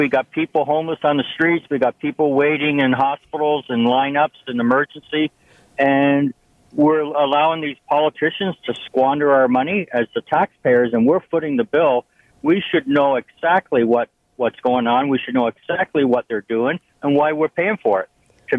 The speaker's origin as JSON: {"language": "English", "country": "Canada", "also_born_or_lived": "Milton", "said": "as a Canadian citizen"}